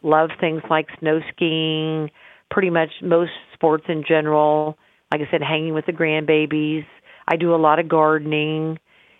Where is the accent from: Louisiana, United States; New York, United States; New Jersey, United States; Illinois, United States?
Illinois, United States; Carthage; also born or lived in Pennsylvania; my goal was to come back to my hometown and deliver babies and give women's health care